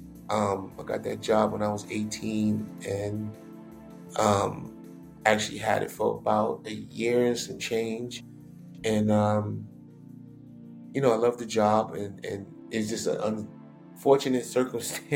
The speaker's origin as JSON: {"language": "English", "town": "New York City", "region": "New York", "country": "United States", "tie": "born or raised there", "said": "I grew up in Queens Village, New York"}